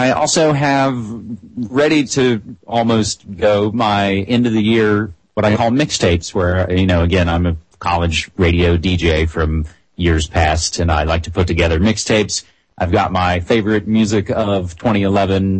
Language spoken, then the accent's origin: English; West Virginia, United States; my home state of West Virginia